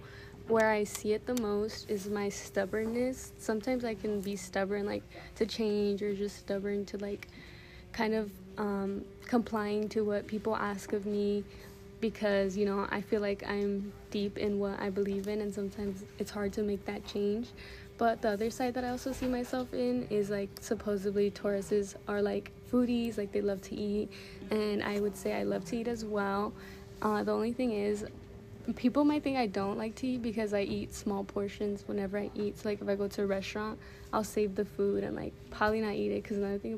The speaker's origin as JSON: {"language": "English", "town": "Los Angeles", "region": "California", "country": "United States", "said": "I'm from South Central LA."}